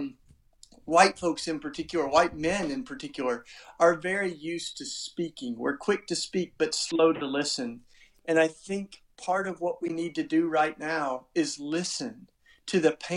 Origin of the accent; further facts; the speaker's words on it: Tennessee, United States; accent: charming accent; moved away as an adult; now in Philadelphia, United States; I grew up in the South in Tennessee. That's why I got, you know, the charming accent